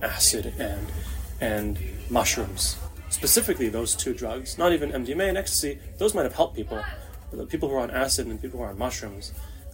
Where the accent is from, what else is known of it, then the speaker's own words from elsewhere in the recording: Toronto, Ontario, Canada; moved away as an adult; now in Israel; I grew up in Etobicoke, Queensway and Royal York in the late 90s, early 2000s